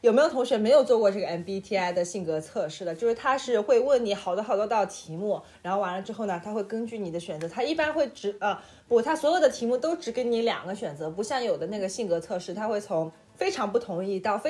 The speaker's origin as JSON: {"language": "Chinese", "region": "Beijing", "country": "China", "accent": "Beijing", "said": "完了，我这北京口音真的是既不标准又甩不掉。"}